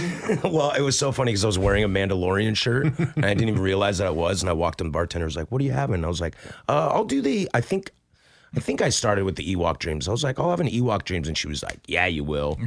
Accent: Pacific Northwest, United States; born and raised in the Pacific Northwest

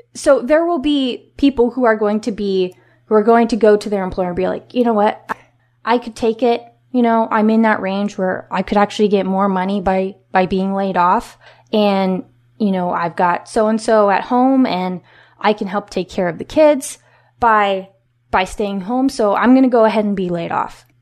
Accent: Washington, United States; my home state of Washington State

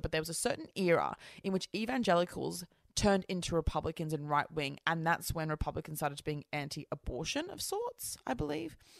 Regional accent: Australia; I'm Australian, like, we're first fleet convicts.

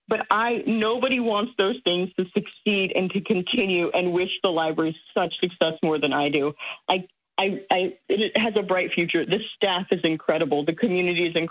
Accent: Springfield, Illinois, United States; it's my hometown

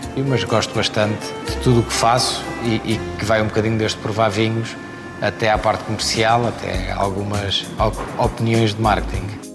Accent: Herdade de São Miguel, Alentejo, Portugal; o sítio onde eu cresci para o sítio onde eu trabalho

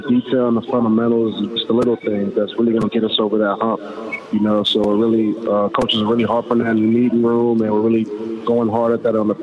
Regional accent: Los Angeles, California, United States; born or raised there; moved away as an adult; now in Seattle, United States

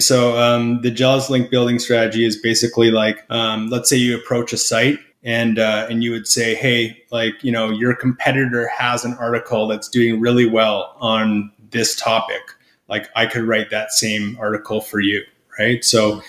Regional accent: Canada; I'm Canadian, so that's what we say up here

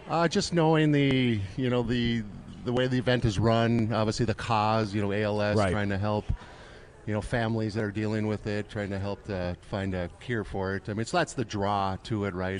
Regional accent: Duluth, Minnesota, United States; I'm from Duluth

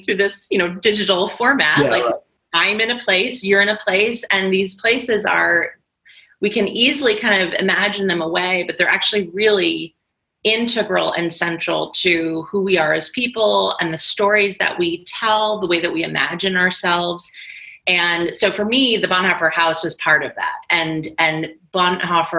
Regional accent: United States; my country and my nation as an American

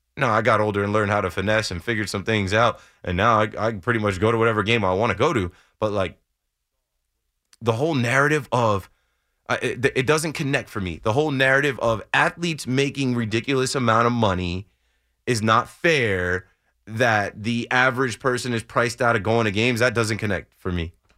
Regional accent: New Jersey, United States; I'm from Jersey

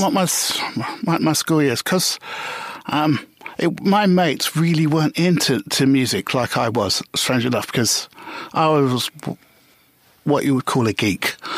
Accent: London, United Kingdom; I was a Notting Hill boy. Right. born and bred

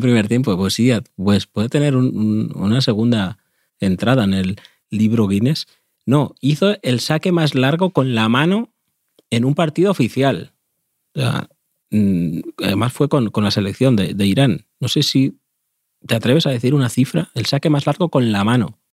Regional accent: Spain; cuando me quedaba solo en mi pueblo, eh, en el campito

